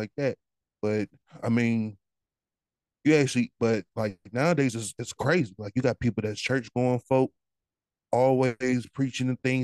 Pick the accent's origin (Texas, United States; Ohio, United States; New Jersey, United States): Ohio, United States; Cleveland; I grew up in Cleveland, Ohio, where, yeah, it was rough growing up